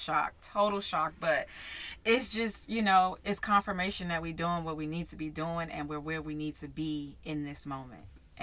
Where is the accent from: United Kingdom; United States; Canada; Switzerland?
United States; Maryland; my hometown, Maryland.